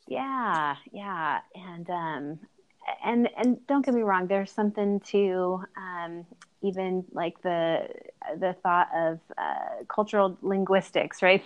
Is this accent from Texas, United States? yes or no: no; Bakersfield, California, United States; moved away as an adult; also born or lived in Kansas / Chicago, Illinois; now in Nashville, United States; Bakersfield is my hometown